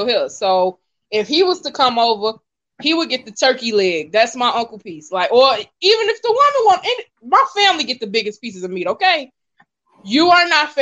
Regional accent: Gary, Indiana, United States; I'm from Gary

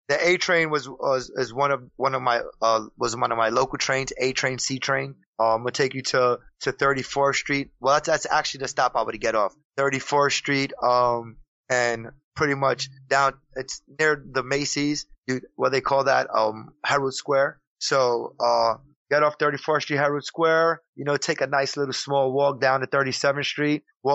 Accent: Puerto Rico; now in New York City, United States; Because I work in New York City and I live in New York City and I'm Puerto Rican. I come from the Spanish community.

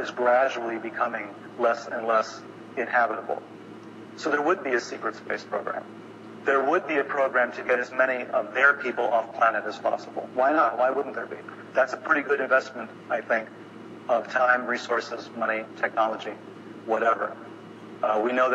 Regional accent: Chicago, Illinois, United States; born or raised there

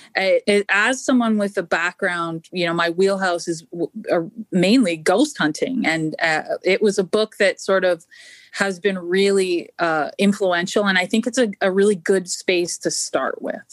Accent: Canada; moved away; I'm originally Canadian. Uh, well, I'm still Canadian, but I'm originally from Canada

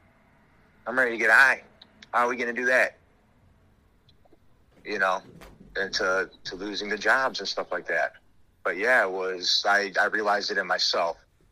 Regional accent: Minnesota, United States; born there; also born or lived in Florida / Pennsylvania / Wisconsin; You know, I was born in Minnesota.

